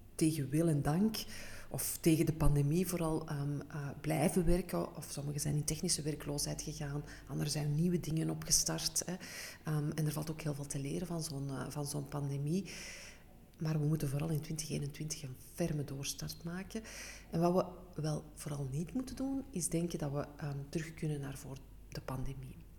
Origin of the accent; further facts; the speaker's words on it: Antwerp, Flanders, Belgium; Ik ben een echte Antwerpse.